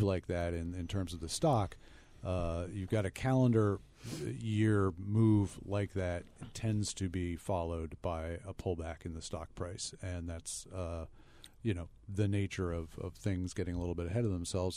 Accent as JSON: {"language": "English", "country": "United States", "said": "as an American"}